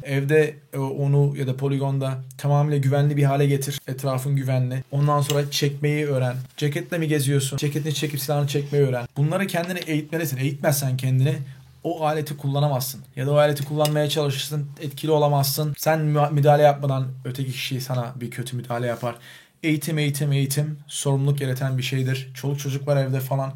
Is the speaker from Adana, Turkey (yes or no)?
yes; Adana, Turkey; moved away as an adult; now in Chicago, United States; Ben Türkiye'de Adana'da doğdum. Büyüdüm. 20 yaşı civarı Amerika Birleşik Devletleri'ne göçmen olarak gittim.